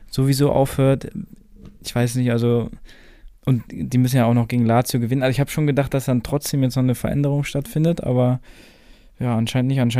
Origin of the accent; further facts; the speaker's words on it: Dortmund, North Rhine-Westphalia, Germany; Also ich bin jetzt kein Schalke-Fan, weil ich bin ja Dortmunder.